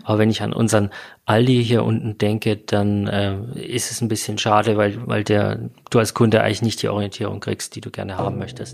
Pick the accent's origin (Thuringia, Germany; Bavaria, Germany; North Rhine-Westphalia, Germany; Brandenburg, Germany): Bavaria, Germany; hier bei uns in Bayern